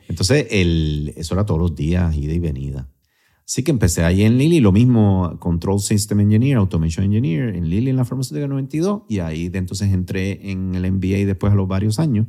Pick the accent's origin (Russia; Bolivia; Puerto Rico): Puerto Rico; also born or lived in Syracuse, New York, United States; yo soy el único puertorriqueño